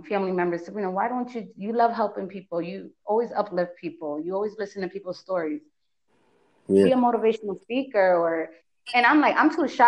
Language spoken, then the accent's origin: English; Bridgeport, Connecticut, United States; we come from Bridgeport, Connecticut.